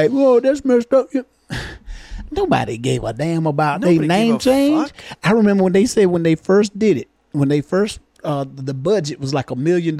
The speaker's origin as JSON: {"language": "English", "region": "the South", "country": "United States", "said": "I'm from the South here."}